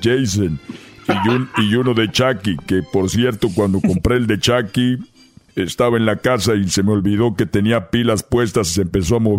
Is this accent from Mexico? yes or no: yes; Mexico; A ver, tenemos que dejarlo bien claro de que somos mexicanos y en México podemos usar las mascarillas